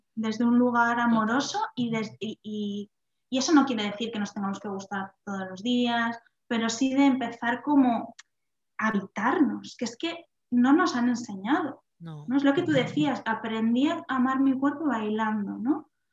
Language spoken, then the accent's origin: Spanish; Vitoria-Gasteiz, Basque Country, Spain; also born or lived in Salamanca; yo soy de Vitoria, y estaba en Salamanca estudiando